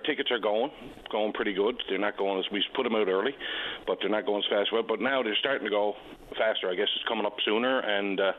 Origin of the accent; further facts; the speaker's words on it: Lower Island Cove, Newfoundland and Labrador, Canada; I'm calling today. I'm from Lower Alancove, vice president of the AYLA out here